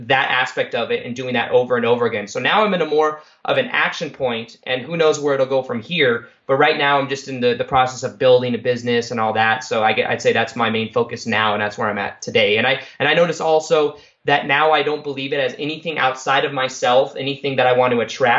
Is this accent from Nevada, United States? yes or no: yes; Las Vegas, Nevada, United States; I'm from Vegas.